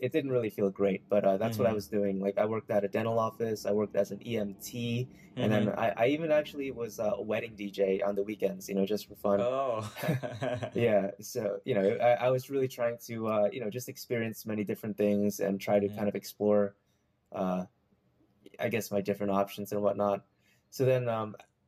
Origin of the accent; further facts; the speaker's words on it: New Jersey, United States; also born or lived in New York City / Maryland; I was born in New York City, and I pretty much grew up in New Jersey for most of my life